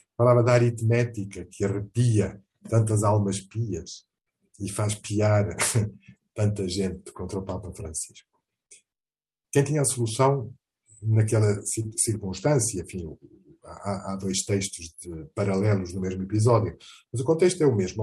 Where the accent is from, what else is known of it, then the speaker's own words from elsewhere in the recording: Portugal; also born or lived in Mozambique; Tenho Portugal, onde eu nasci, e com muito orgulho